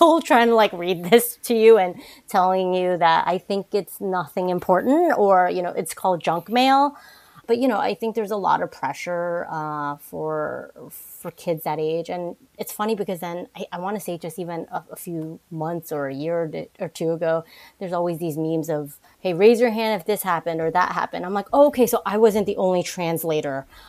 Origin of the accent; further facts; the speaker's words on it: New Jersey, United States; also born or lived in Manhattan, New York / Brooklyn, New York / Queens, New York / Boston; I grew up in the New York, New Jersey area. I was born in Manhattan, lived in Brooklyn, then moved into the suburbs of New Jersey, and then back to New York and Queens. Uh, a lot of jumping around, but I think for the most part, um, my formative years, I would say, was in Jersey